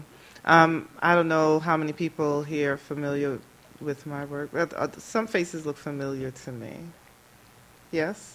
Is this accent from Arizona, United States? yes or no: no; New York City, New York, United States; Born and raised in Brooklyn, New York, and I still kind of sort of live in Brooklyn